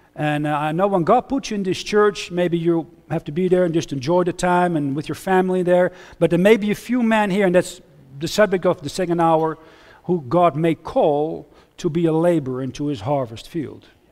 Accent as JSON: {"language": "English", "town": "Huizen", "region": "North Holland", "country": "Netherlands", "tie": "born or raised there", "also_born_or_lived": "United States / Austria / Switzerland", "second_language": "English", "moved": "as an adult", "said": "I grew up near Amsterdam in, uh, in Het Gooi, near Hilversum."}